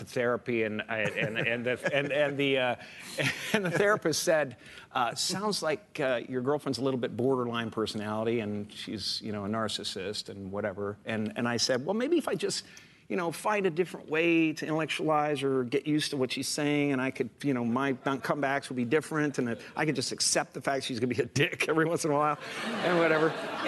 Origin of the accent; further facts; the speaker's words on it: Canada; moved away; I grew up in Canada, okay?